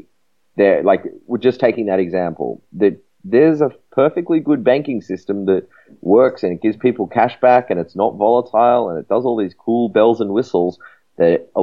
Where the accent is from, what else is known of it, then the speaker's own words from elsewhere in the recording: Australia; I'm from Australia